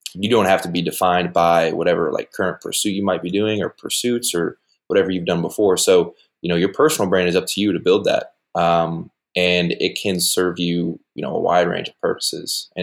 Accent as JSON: {"language": "English", "town": "Westfield", "region": "Indiana", "country": "United States", "tie": "born or raised there", "said": "I'm from Westfield, Indiana. Went to Garen Catholic High School"}